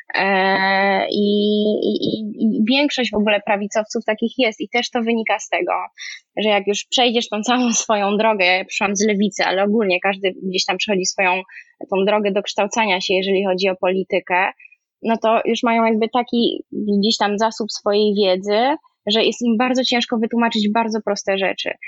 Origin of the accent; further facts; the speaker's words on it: Kraków, Lesser Poland, Poland; moved away as an adult; also born or lived in Warsaw, Poland; now in Paris, France; Wychowałam się w Krakowie, e, na studia się przeniosłam do Warszawy